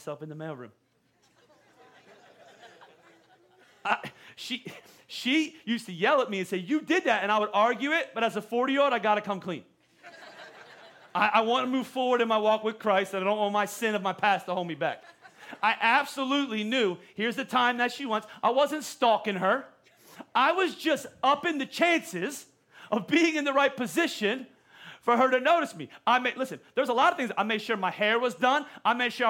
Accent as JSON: {"language": "English", "region": "Pennsylvania", "country": "United States", "moved": "as an adult", "said": "I was from Pennsylvania"}